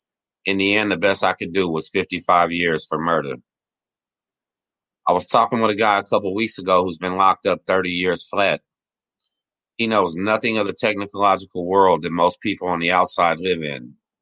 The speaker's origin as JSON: {"language": "English", "region": "Texas", "country": "United States", "tie": "born or raised there", "said": "I'm 40 years young, and I was born and raised in Galveston County, Texas."}